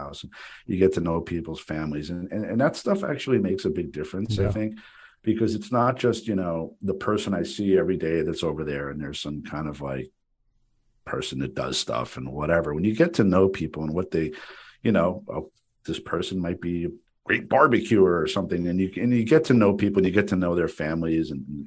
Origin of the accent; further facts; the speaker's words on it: Paramus, New Jersey, United States; I grew up with you in Paramus